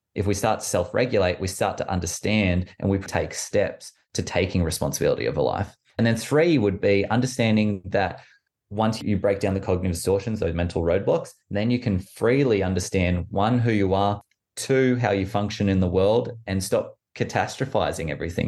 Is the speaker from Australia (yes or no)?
yes; Orange, New South Wales, Australia; moved away as an adult; also born or lived in Canberra; now in London, United Kingdom; I was born in Canberra, moved to Orange when I was quite young, in New South Wales.